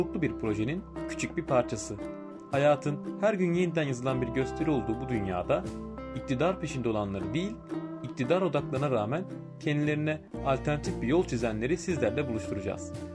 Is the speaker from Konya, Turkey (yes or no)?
no; Ankara, Turkey; 75 e, Ankara doğumluyum.